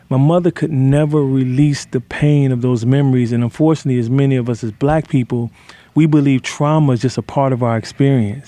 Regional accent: Detroit, Michigan, United States; where I grew up in Detroit

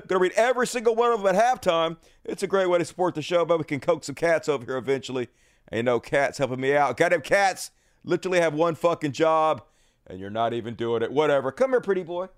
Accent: Mississippi, United States; I'm from Mississippi

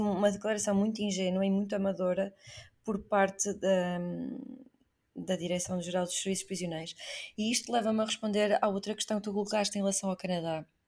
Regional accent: Portugal; eu sou portuguesa

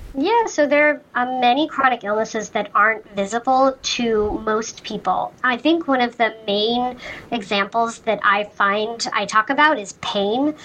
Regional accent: Sandy, Utah, United States; moved away as an adult; also born or lived in Hawaii; now in Boston, United States; I'm originally from Sandy, Utah, which is a you know suburb of Salt Lake City. I grew up there

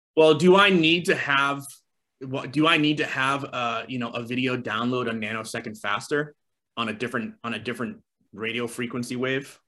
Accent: East Coast, United States; I grew up on the East Coast.

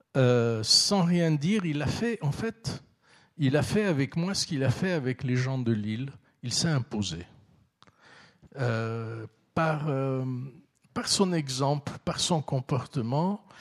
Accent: Vaud, Switzerland; also born or lived in Istanbul, Turkey; je suis vaudois

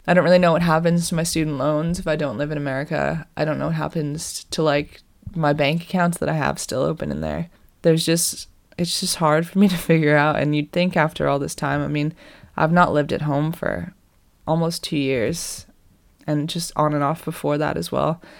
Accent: Boston, Massachusetts, United States; moved away as an adult; also born or lived in California; now in England; I'm from Boston

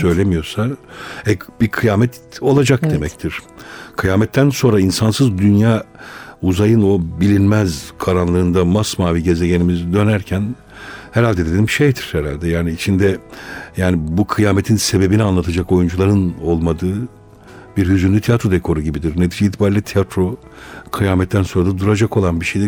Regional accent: Malatya, Turkey; ben doğuluyum, Malatyalıyım.

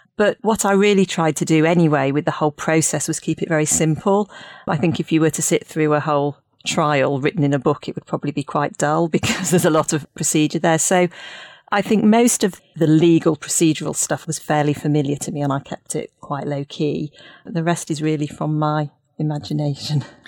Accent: Leeds, Yorkshire and the Humber, United Kingdom; moved away as an adult; also born or lived in Cambridge; now in Hertfordshire, United Kingdom; I grew up in Leeds, and I went to the Jewish schools in Leeds

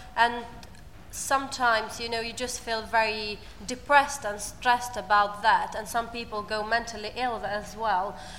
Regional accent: Albania; English is a second language; moved away as an adult; now in United Kingdom; I come from Albania and I've been in the UK for about three years and a half.

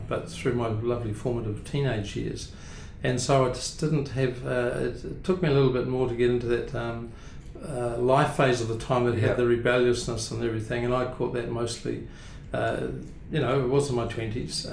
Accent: Blenheim, Marlborough, New Zealand; also born or lived in Clyde, Central Otago; I was born in Clyde, central Otago, but I was living in Blenheim from the age of four. So Blenheim is really home

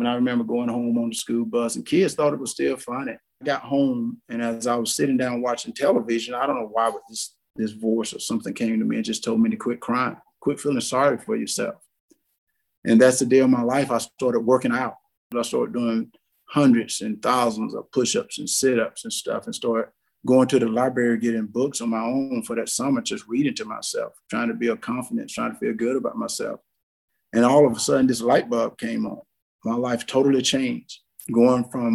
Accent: South Georgia, United States; as a little kid growing up in South Georgia

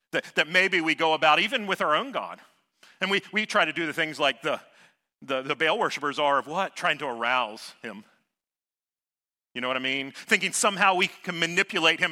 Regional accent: Savannah, Georgia, United States; I grew up in Savannah, Georgia

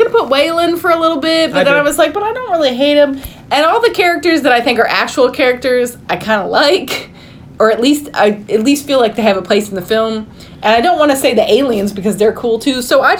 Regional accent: Michigan, United States; I am from Michigan.

